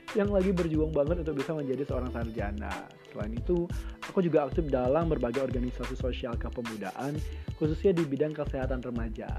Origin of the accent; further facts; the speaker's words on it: Medan, North Sumatra, Indonesia; aku dari kota Medan